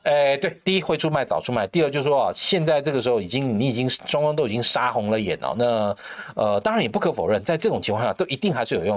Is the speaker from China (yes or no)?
no; Taiwan; 我们台湾人